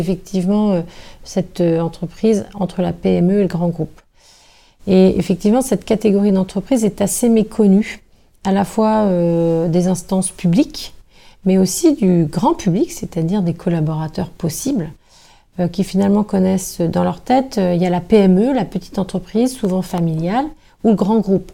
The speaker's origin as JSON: {"language": "French", "region": "Brittany", "country": "France", "moved": "yes", "said": "j'ai habité pendant de nombreuses années en dehors de la Bretagne"}